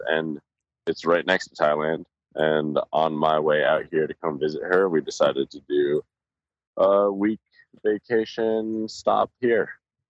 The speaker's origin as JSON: {"language": "English", "region": "Colorado", "country": "United States", "said": "I'm a skier. You know, I'm from Colorado. Right. I've skied my entire life since I was like 3 years old."}